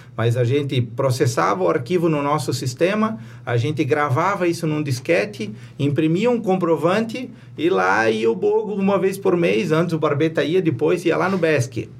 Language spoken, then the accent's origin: Portuguese; Presidente Getúlio, Santa Catarina, Brazil; eu sou natural de Presidente Getúlio, é, me criei na Serra Vencida, morei lá até os 18 anos